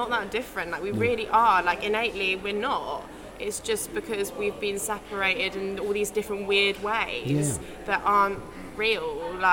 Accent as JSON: {"language": "English", "region": "London", "country": "United Kingdom", "tie": "born or raised there", "said": "I grew up in London"}